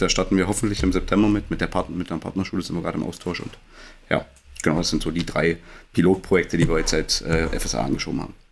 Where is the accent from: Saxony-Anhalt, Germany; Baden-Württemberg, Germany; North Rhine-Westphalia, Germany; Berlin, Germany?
Saxony-Anhalt, Germany; Magdeburg; gebürtiger Magdeburger